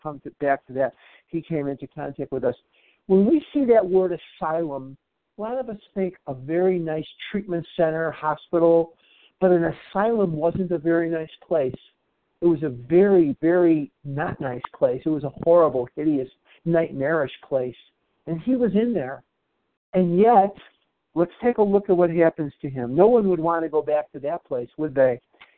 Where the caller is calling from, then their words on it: Albuquerque, New Mexico, United States; I'm a recovered compulsive overeater, and I'm calling from Albuquerque, New Mexico this morning.